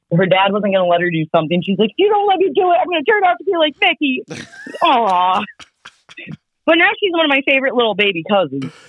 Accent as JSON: {"language": "English", "region": "South Dakota", "country": "United States", "tie": "born or raised there", "also_born_or_lived": "Sioux Falls, South Dakota / California", "said": "there was one in my hometown when I was a kiddo, just pure South Dakota."}